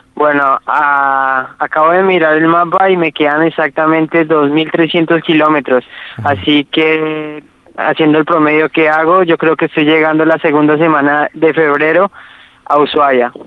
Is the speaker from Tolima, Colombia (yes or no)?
yes; Ibagué, Tolima, Colombia; moved away as an adult; soy ibaguereño, tolimense. Esa es la ciudad de donde nací, en Colombia